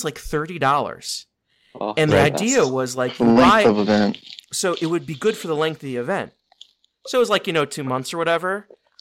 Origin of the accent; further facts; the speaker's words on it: United States; I'm from Cleveland / Pittsburgh